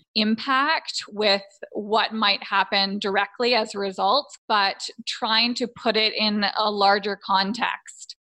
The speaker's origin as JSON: {"language": "English", "area": "just outside of Toronto", "region": "Ontario", "country": "Canada", "tie": "born or raised there", "said": "I grew up just outside of Toronto, Canada"}